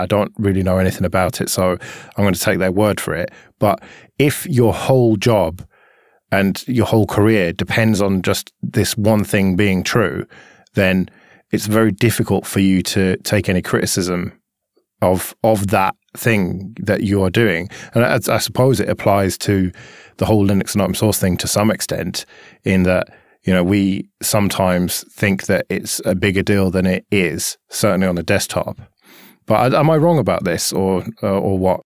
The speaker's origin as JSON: {"language": "English", "country": "United Kingdom", "said": "we don't have that in our food here because we're British."}